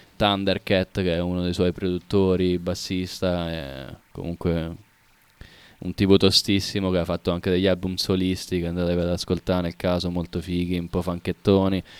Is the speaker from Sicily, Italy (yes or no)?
no; Jesi, Marche, Italy; A Iesi, in provincia d'Ancona, Iesi con la J.